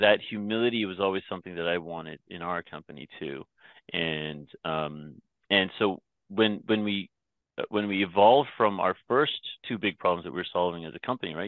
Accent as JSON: {"language": "English", "town": "Toronto", "region": "Ontario", "country": "Canada", "tie": "born or raised there", "also_born_or_lived": "Myanmar", "first_language": "English", "said": "we traveled the longer way around the world from Myanmar to Toronto"}